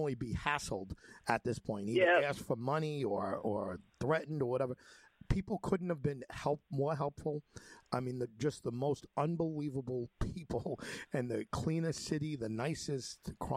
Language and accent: English; United States; I'm an American